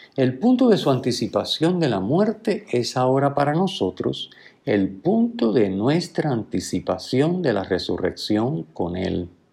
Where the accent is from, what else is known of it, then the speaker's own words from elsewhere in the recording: Puerto Rico; diríamos nosotros, ¿verdad? Aquí en Puerto Rico